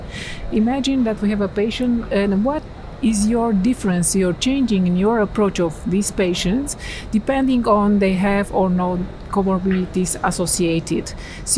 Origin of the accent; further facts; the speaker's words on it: Romania; I'm from Romania